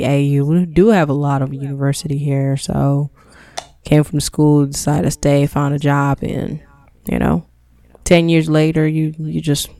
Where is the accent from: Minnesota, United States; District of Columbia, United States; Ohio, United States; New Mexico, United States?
District of Columbia, United States; Washington; Southeast. Oh, I'm from southeast.